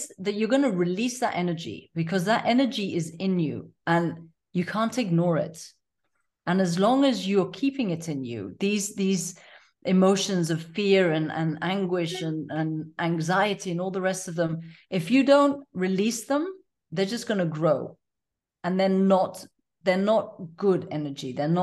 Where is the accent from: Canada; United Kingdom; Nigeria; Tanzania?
Tanzania; I was born and raised in Tanzania